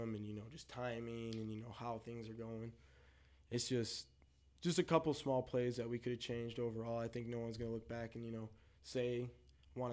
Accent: Saginaw, Michigan, United States; we come from Saginaw

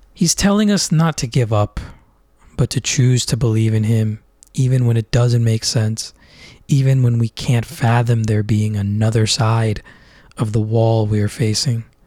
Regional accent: Orlando, Florida, United States; now in Philadelphia, United States; warm and sunny Orlando, Florida, where I spent most of my life growing up

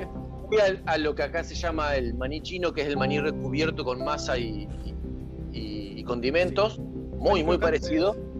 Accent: Argentina

